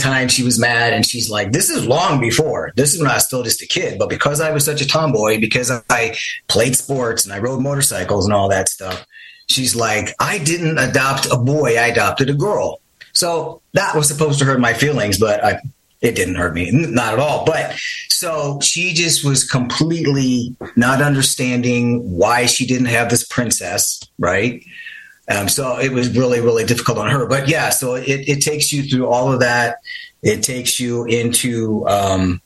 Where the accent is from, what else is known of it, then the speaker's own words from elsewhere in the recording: Midwest, United States; I grew up in the Midwest